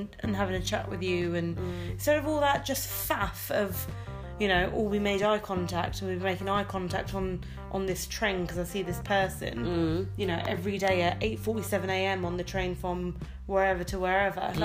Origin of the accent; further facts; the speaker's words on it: London, United Kingdom; moved away; also born or lived in north of England; Being a Londoner living up north.